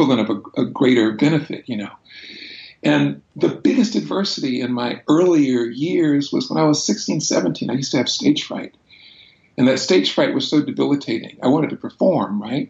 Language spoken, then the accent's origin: English; Brunswick, Georgia, United States; I was born in Brunswick, Georgia, southeast corner of the state of Georgia in the 1960s